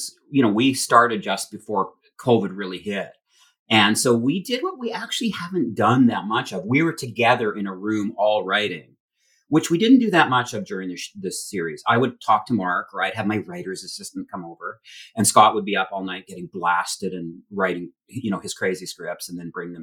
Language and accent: English; Alberta, Canada; I come from Alberta, and I shoveled sand and had bar fights and was a punk and come from a pretty tough, you know, childhood.